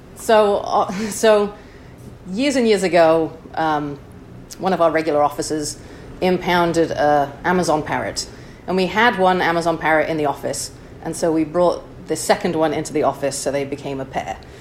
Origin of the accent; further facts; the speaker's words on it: Chester, North West England, United Kingdom; moved away as an adult; also born or lived in Wichita, Kansas; now in San Francisco, United States; I'm originally from Chester, England